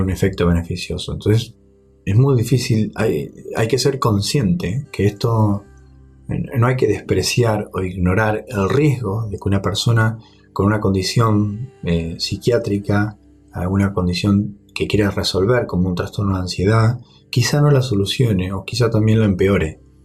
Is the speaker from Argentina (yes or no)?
yes; Argentina; en Argentina, en mi país